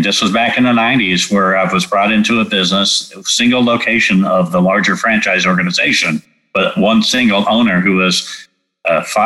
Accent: California, United States; moved away; also born or lived in Texas; I grew up in California

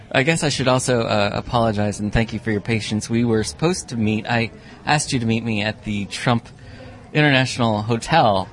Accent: United States; as an American

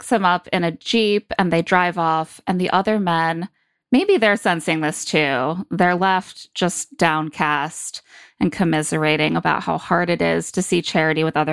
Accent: Indiana, United States; I grew up in Indiana

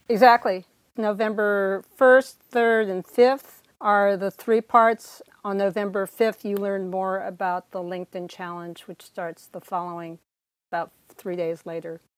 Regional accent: California, United States; moved away as an adult; also born or lived in Silicon Valley / Oberlin, Ohio; now in Connecticut, United States; I was born and raised in California

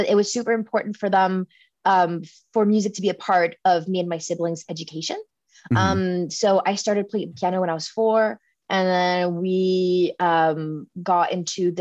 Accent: South Shore of Montreal, Quebec, Canada; also born or lived in Australia; I was born and raised on the South Shore of Montreal. So just outside of the city. And then I spent most of my childhood there

